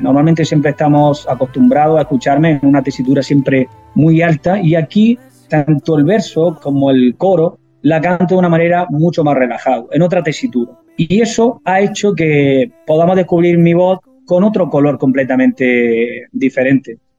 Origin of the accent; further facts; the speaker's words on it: Andalusia, Spain; tiene la raíz de mi tierra